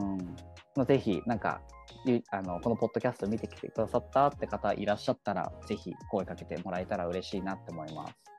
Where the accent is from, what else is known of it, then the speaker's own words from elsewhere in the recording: Chigasaki, Kanagawa, Japan; moved away as an adult; also born or lived in Melbourne, Australia / Tokyo; 茅ヶ崎、僕がやっぱ住んでた、育った町で